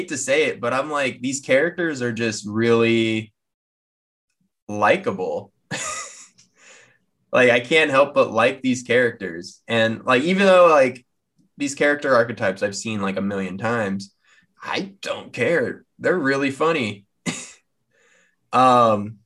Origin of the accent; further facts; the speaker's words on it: United States; I'm American